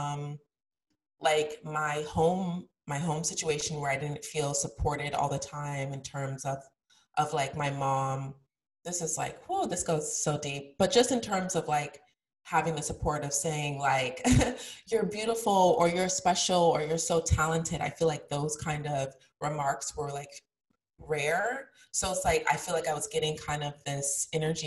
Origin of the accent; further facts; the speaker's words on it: Colorado, United States; I grew up in Colorado, which was extremely white